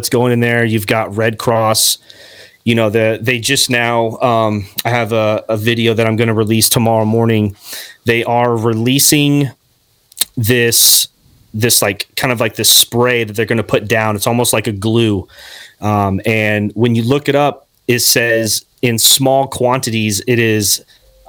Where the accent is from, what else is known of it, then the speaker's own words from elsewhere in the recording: Arizona, United States; I grew up in Arizona for 16 years